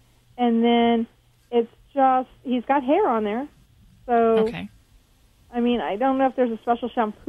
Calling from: California, United States; We are calling from California.

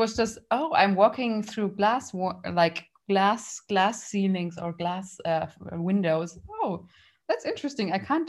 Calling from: Munich, Bavaria, Germany; I'm calling in from Munich, from Germany

